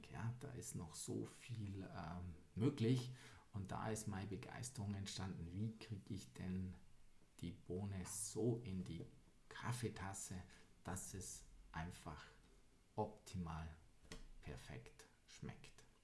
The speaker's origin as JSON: {"language": "German", "town": "Weilheim", "region": "Bavaria", "country": "Germany", "tie": "born there", "said": "Ja, tatsächlich immer noch, wo ich heute lebe, in Weilheim, mhm. im schönen Oberbayern."}